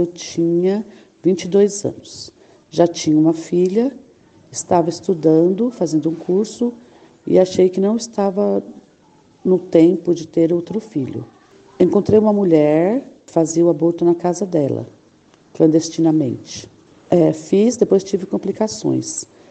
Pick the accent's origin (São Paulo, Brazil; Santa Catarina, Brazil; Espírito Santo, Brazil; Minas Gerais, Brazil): São Paulo, Brazil; São Miguel Paulista; eu sou de São Miguel Paulista